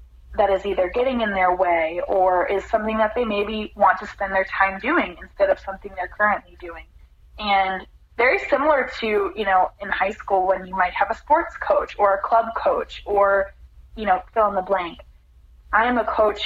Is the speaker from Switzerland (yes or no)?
no; Midwest, United States; moved away as an adult; also born or lived in Orlando, Florida; Growing up in the Midwest